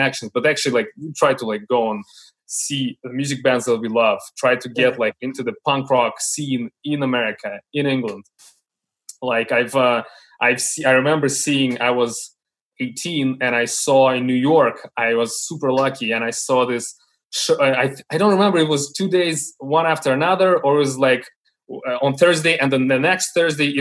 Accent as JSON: {"language": "English", "region": "Moscow", "country": "Russia", "tie": "born or raised there", "said": "we are from Moscow and we are from Russia. Don't forget the roots and like the way that we had to grow up here"}